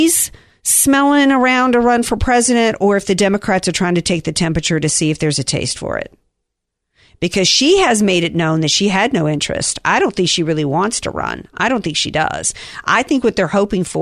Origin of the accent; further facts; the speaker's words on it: the South, United States; I'm from the South